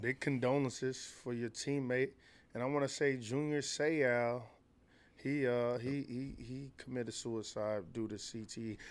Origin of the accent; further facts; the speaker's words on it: Chicago, Illinois, United States; I'm from Chicago